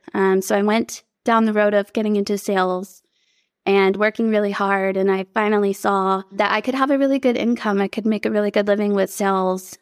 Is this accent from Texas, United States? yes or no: yes; Texas, United States; I grew up here in Texas